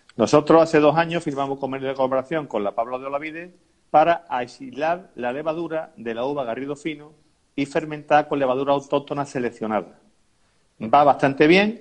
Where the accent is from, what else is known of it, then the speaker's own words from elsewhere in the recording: Umbrete, Andalusia, Spain; mi pueblo